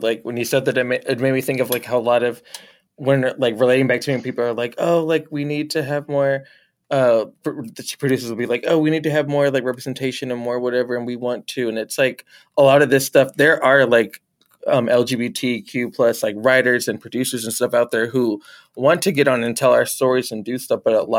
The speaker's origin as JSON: {"language": "English", "region": "the South", "country": "United States", "tie": "born or raised there", "said": "And I know like for me, like growing up in the South and stuff"}